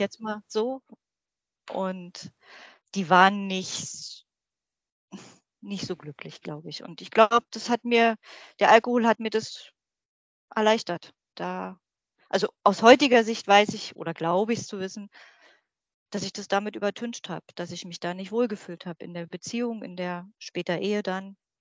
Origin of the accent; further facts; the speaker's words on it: Berlin, Germany; moved away as an adult; now in Brandenburg, Germany; ich bin 46 Jahre alt, in Berlin groß geworden, wohne jetzt im schönen Brandenburg